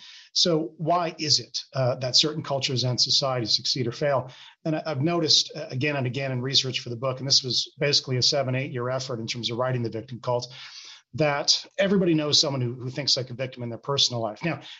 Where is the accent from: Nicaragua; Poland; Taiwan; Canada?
Canada; British Columbia; also born or lived in Victoria; I mean, look, my ethnic background is German, but frankly, that matters not a whit. I've always thought of myself as English Canadian.